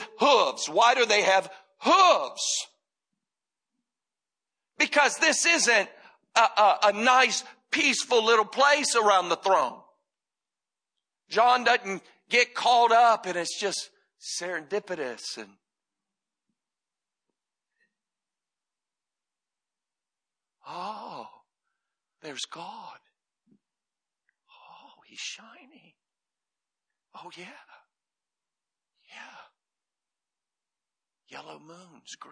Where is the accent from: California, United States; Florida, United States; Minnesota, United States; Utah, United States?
Florida, United States; I grew up in Florida